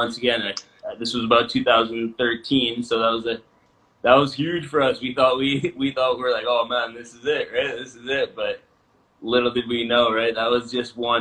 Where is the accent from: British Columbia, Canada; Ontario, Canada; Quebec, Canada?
British Columbia, Canada; Vernon; a store in Vernon where we're from